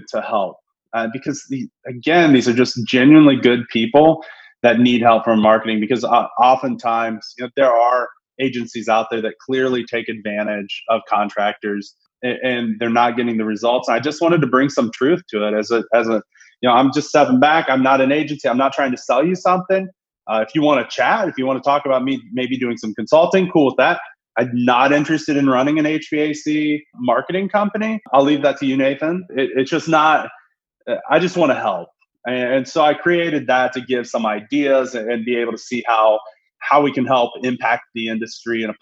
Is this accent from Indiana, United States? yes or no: yes; Indianapolis, Indiana, United States; moved away as an adult; I'm originally from Indiana, the Indianapolis, greater India area